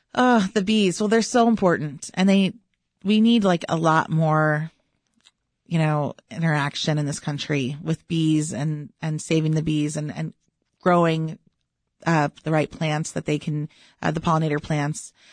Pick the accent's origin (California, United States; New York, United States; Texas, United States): Texas, United States; now in Chicago, United States; growing up in Texas